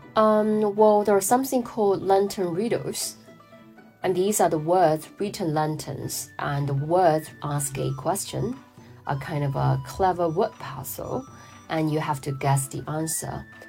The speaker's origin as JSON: {"language": "English", "town": "Wuhan", "region": "Hubei", "country": "China", "tie": "born or raised there", "said": "my family is originally from Shanghai, uh, but I grew up in Wuhan, center"}